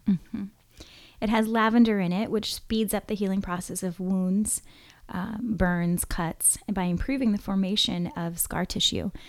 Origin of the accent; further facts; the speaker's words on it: Hawaii, United States; growing up in Hawaii